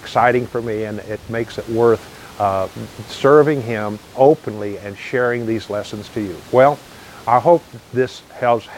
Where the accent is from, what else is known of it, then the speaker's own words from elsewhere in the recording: United States; I'm already an American